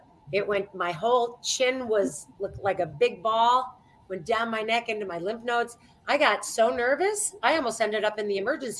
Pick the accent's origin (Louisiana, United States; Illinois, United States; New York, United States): New York, United States; I'm from New York, as you know